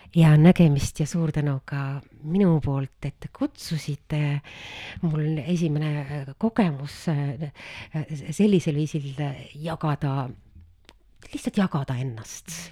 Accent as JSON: {"language": "Estonian", "country": "Estonia", "said": "me oleme ka eestlased"}